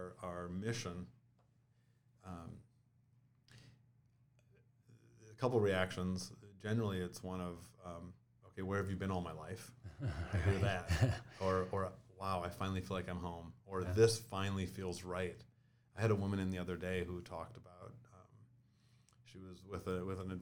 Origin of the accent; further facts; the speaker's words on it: New Ulm, Minnesota, United States; I grew up in New Ulm, Minnesota, small town, youngest of 5 kids